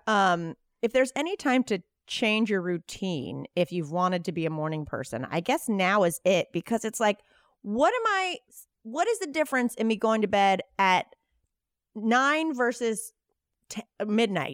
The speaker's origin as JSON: {"language": "English", "region": "North Carolina", "country": "United States", "moved": "yes", "lives_now": "Los Angeles, United States", "said": "I'm from North Carolina"}